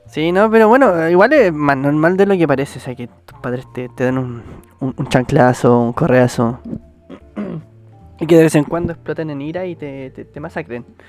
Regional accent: Chile; somos del país de Chile

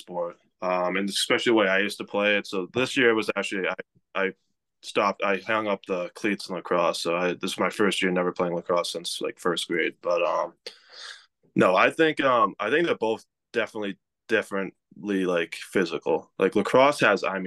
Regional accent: Massachusetts, United States; I grew up in Massachusetts

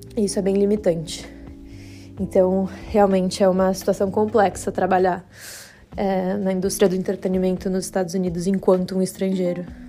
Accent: Brazil; now in United States; eu, como brasileira

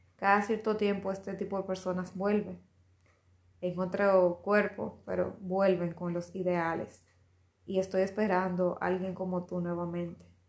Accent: Dominican Republic; se está celebrando en mi país el Día de, de nuestro Padre de la Patria Principal

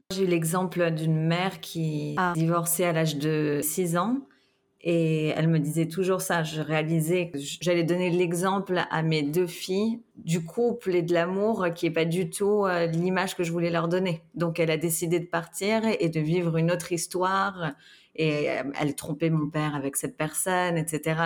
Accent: France; j'ai grandi en France, pas en Suisse

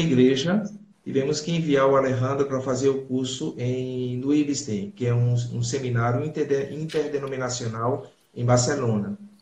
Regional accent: Crato, Ceará, Brazil; also born or lived in Recife / Paraguay; now in Seville, Spain; Eu nasci na, na cidade do Crato, Ceará.

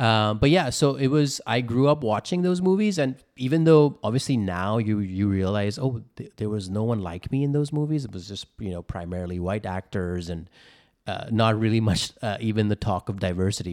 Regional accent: India; now in Los Angeles, United States; I'm an Indian, I'm an immigrant, uh, moved here from India, uh, to here in America

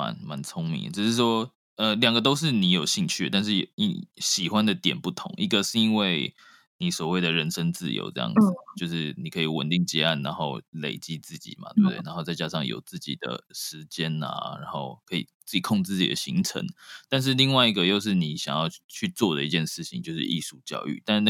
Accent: Taiwan; 至少别的国家我不知道，但是台湾有，因为我从从小在台湾念书嘛

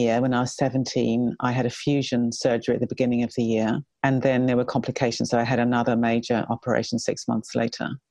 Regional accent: New Zealand; I was brought up in New Zealand and I was a fairly typical kind of New Zealand kid

